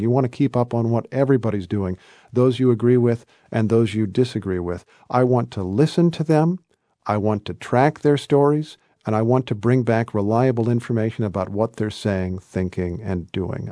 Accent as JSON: {"language": "English", "region": "Indiana", "country": "United States", "also_born_or_lived": "Kentucky / New York", "moved": "as an adult", "said": "I'm a guy from Indiana. I'm a guy who grew up as the son of school teachers"}